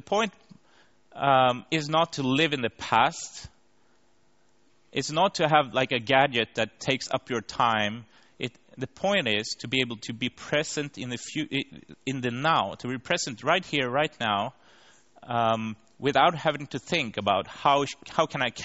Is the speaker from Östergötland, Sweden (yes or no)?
yes; Linköping, Östergötland, Sweden; the worldwide conference on service design was actually in my hometown in Linköping 3 years ago